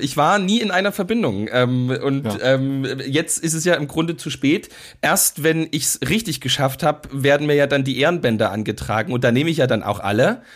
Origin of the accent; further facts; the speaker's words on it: Großschirma, Saxony, Germany; bei uns in Großschirmer gibt es eben einen Ortsteil Rotenfurt